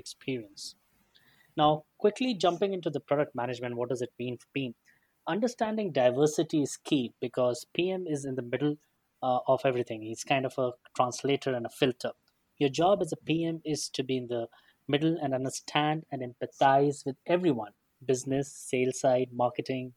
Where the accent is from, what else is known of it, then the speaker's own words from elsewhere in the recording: India; I come from India